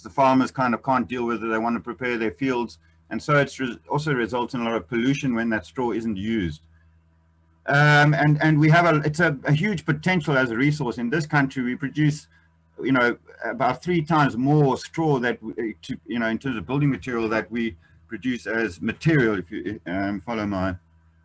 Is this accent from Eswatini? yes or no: yes; Eswatini; I come from Swaziland